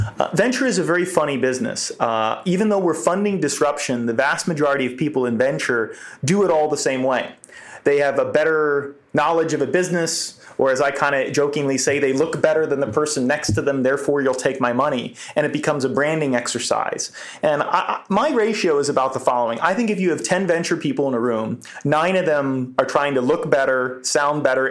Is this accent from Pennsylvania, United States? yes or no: yes; Philadelphia suburbs, Pennsylvania, United States; I grew up in the Philly suburbs